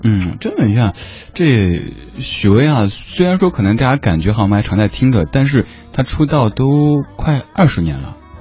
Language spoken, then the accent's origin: Chinese; Sichuan, China; moved away; 我四川人嘛